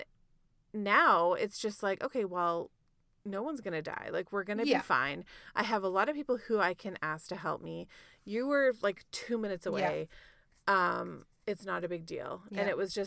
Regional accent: Ontario, Canada; now in Alberta, Canada; when I was growing up in Ontario

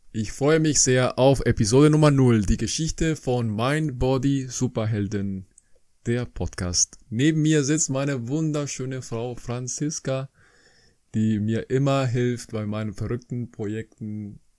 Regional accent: Colombia; now in Germany; ich komme aus Kolumbien ursprünglich, ein schönes Land ähm, am Norden von Südamerika. Ich kam nach Deutschland in 2003

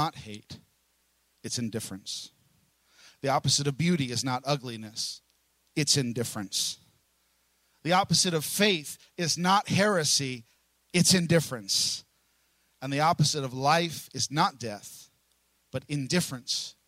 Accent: New York City, New York, United States; also born or lived in Brooklyn; now in Oklahoma, United States; I'm from New York. I was born in Staten Island

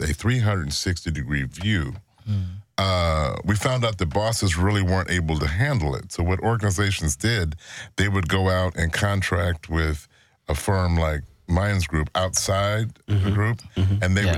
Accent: Chicago, Illinois, United States; I'm from Chicago

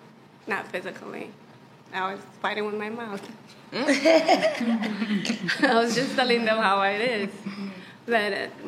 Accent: Toronto, Ontario, Canada; moved away as an adult; also born or lived in Ethiopia; now in Los Angeles, United States; I'm born in Ethiopia. Mm-hmm. I grew up in Toronto.

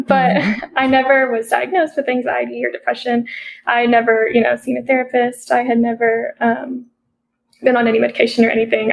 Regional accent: Harrogate, Tennessee, United States; moved away as an adult; now in Johnson City, United States; I'm originally from Harrogate, Tennessee, but I moved to Johnson City, Tennessee last year

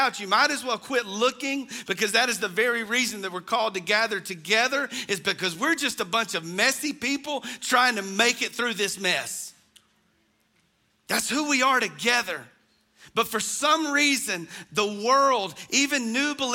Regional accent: United States; growing up in the North Hall community

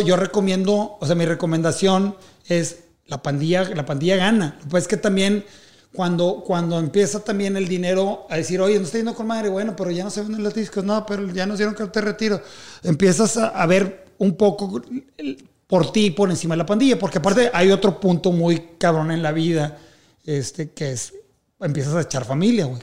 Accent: Mexico; siendo un artista mexicano

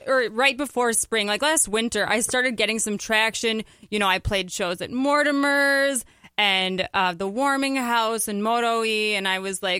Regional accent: Edina, Minnesota, United States; also born or lived in St. Paul, Minnesota; I'm from Edina, Minnesota

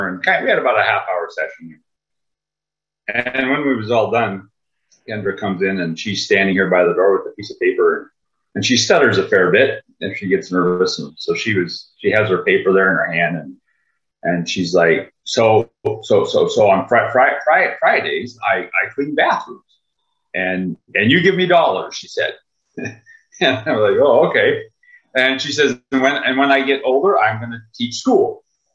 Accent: Minnesota, United States; I'm from Lowman, Minnesota. It's a little town way up northern Minnesota by Sub International Falls

